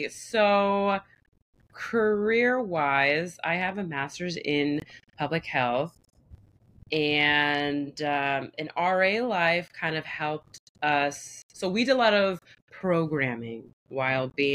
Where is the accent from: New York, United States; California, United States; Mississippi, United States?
New York, United States; small town north of the Bronx; also born or lived in Staten Island, New York; I grew up in a very predominantly white small town. I was born in Staten Island. My mom's from DR. My dad is white. Parents divorced. My dad actually stayed. He moved to the Bronx. And my mom moved up north, like a hour or so away from the Bronx